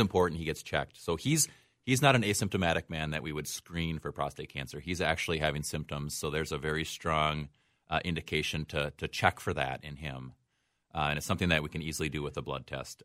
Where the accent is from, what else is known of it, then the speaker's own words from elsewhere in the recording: Osseo, Wisconsin, United States; moved away; I grew up in a small town in western Wisconsin, just south of Eau Claire, called Osseo